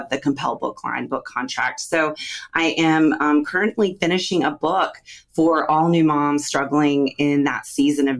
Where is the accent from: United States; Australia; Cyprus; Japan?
United States; Raleigh, North Carolina; also born or lived in Charlotte, North Carolina; I'm from Raleigh, North Carolina